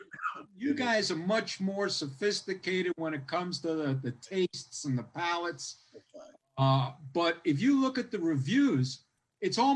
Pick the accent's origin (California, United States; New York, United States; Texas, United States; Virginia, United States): New York, United States; New York City; I'm from Howard Beach.